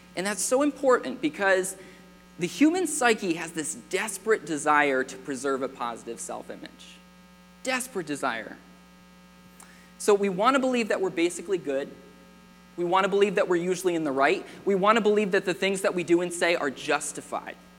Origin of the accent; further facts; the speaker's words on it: United States; I was born in America.